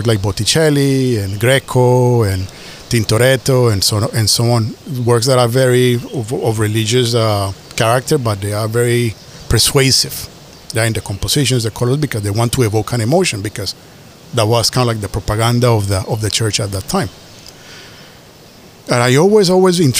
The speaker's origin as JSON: {"language": "English", "country": "Colombia", "tie": "born or raised there", "also_born_or_lived": "Asia", "moved": "yes", "said": "I was born in Colombia in 1975, and when I was born, it was the beginning of the drug war."}